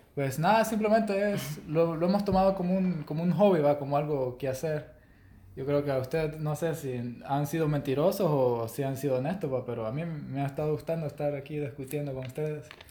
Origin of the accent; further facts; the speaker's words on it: El Salvador; soy de El Salvador.